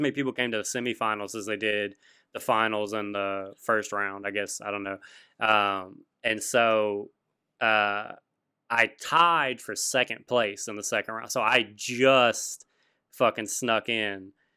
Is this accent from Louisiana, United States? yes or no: yes; Louisiana, United States; Oh, Louisiana